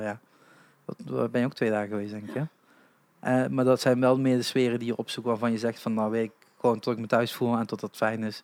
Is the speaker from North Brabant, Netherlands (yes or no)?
no; Limburg, Netherlands; als Limburger